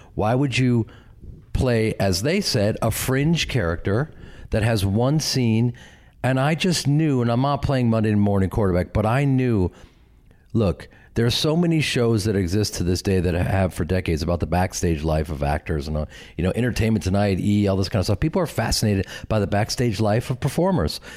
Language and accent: English; Chicago, Illinois, United States; moved away; I grew up with them in Chicago and started a theater company